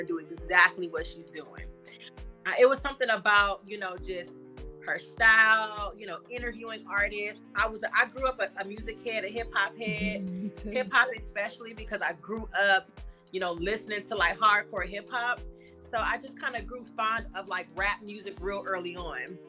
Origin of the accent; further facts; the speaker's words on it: Los Angeles, California, United States; I'm from Los Angeles. I'm born and raised from the Crenshaw mm-hmm. district